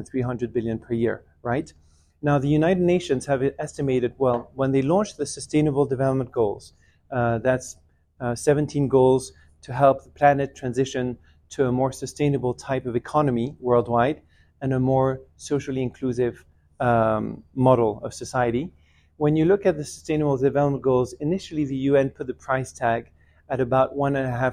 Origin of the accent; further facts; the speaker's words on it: Geneva, Switzerland; I grew up in Geneva, but my family's originally from Bolivia on my mother's side in Latin America, and Iran in the Middle East from on my father's side.